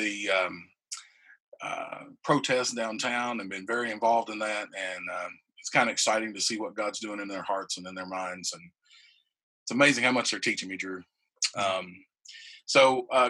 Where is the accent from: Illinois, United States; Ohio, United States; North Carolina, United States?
North Carolina, United States; Reidsville; I grew up in Reidsville, North Carolina